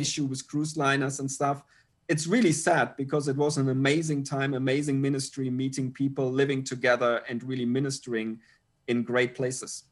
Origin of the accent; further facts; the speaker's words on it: Germany; moved away as an adult; now in Pattaya, Thailand; Steffi and I, we are originally from Germany, uh, but actually haven't lived in Germany now for, I think, more than twenty-two years